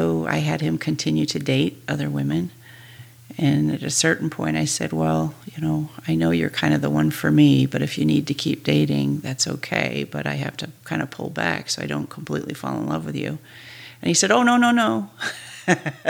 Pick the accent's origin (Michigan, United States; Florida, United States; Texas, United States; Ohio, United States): Michigan, United States; moved away as an adult; also born or lived in Los Angeles / Hawaii / Alaska; I grew up in Michigan, so I went to University of Michigan